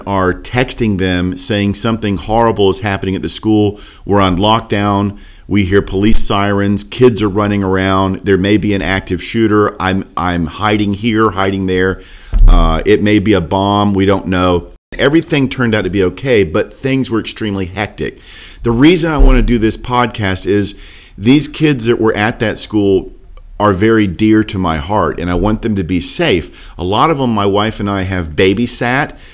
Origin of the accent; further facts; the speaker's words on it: Port Orange, Florida, United States; now in Lynchburg, United States; I live in Lynchburg, Virginia now. Born and raised in Daytona, Port Orange, Florida area